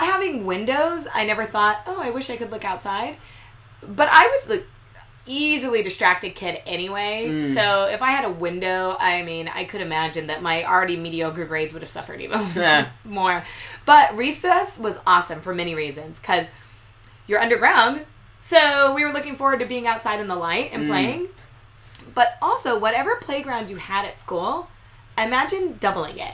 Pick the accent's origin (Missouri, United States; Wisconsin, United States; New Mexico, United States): New Mexico, United States; moved away; we don't really have a lot of snow where I grew up in New Mexico